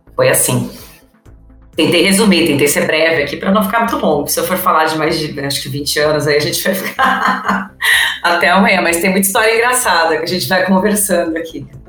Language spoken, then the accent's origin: Portuguese; São Paulo, Brazil; Nasci em São Paulo, sou natural, né, de São Paulo